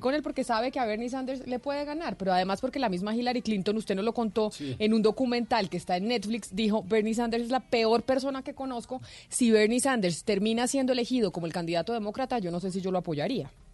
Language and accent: Spanish; Colombia; como buen colombiano